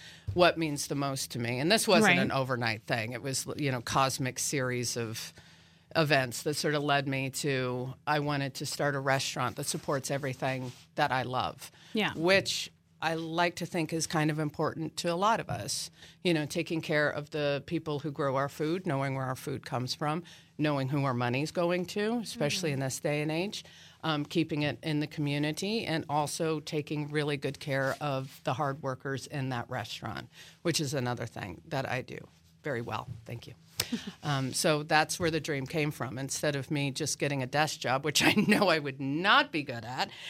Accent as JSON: {"language": "English", "region": "Colorado", "country": "United States", "lives_now": "Manhattan, United States", "said": "You know, again, I came from Colorado. I had never actually been to Kansas before in my life."}